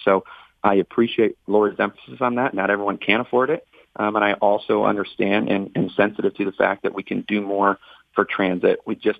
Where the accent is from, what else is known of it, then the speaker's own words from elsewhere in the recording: Northern Michigan, United States; I grew up in Northern Michigan. I grew up lower income end of the spectrum.